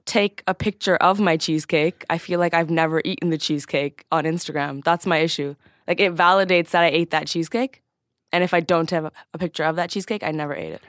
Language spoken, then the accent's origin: English; Scarborough, Ontario, Canada; I was born and raised in Scarborough, which is a pretty ghetto little suburb